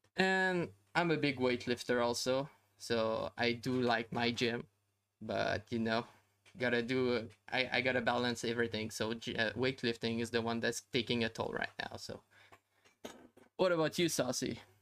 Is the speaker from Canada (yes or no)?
yes; Canada; I'm Canadian